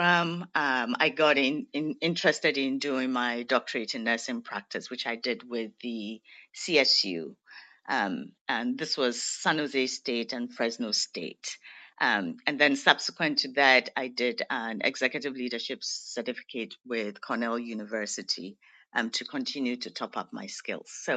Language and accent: English; Ghana; moved away as an adult; I'm originally from Ghana, West Africa